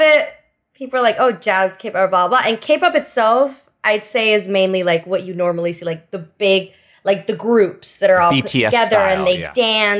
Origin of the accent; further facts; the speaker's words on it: Miami, Florida, United States; also born or lived in Venezuela; My whole family's Cuban, but since I left Cuba, I was born in Venezuela. Oh. And then I came to Miami when I was 6 years old, which is basically Havana 2.0.